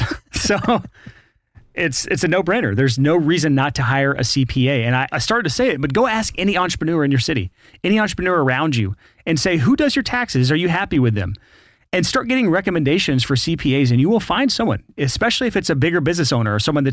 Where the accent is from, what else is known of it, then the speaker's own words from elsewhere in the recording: Alabama, United States; I'm from Alabama.